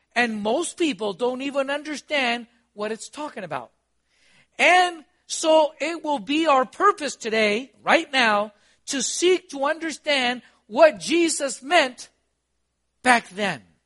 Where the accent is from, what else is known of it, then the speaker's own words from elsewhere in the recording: Costa Rica; also born or lived in Honduras / Guatemala; now in United States; I'm from Costa Rica